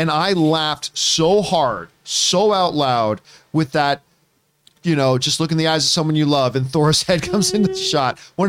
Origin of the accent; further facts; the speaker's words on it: Canada; I'm a Canadian that doesn't drink beer. I'm an Italian who doesn't really drink wine.